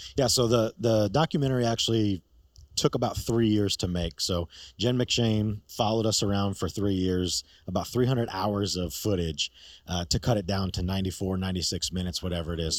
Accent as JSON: {"language": "English", "region": "New York", "country": "United States", "moved": "yes", "said": "I'm from New York originally."}